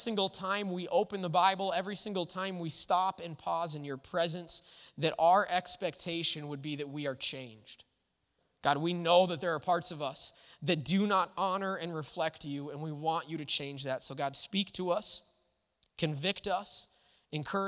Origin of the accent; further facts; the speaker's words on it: United States; we celebrate our freedom and independence as Americans